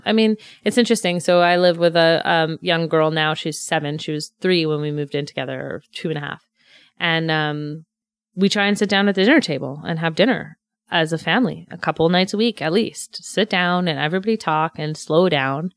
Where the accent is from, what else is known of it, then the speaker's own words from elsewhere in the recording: Montreal, Quebec, Canada; moved away as an adult; also born or lived in Pointe-Claire / Vancouver; I grew up in the West Island